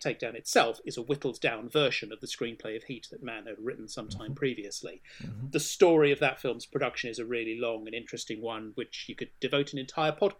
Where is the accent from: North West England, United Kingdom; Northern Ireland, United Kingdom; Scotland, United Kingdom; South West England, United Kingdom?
South West England, United Kingdom; Swindon; I grew up, I was born in Swindon